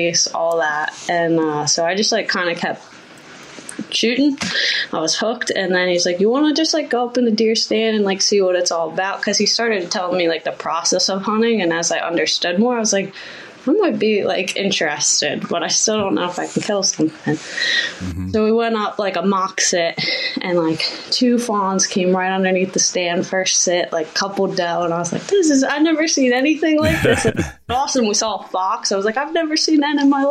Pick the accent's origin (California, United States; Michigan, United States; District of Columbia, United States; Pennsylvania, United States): Pennsylvania, United States; now in New Jersey, United States; I was born in Pennsylvania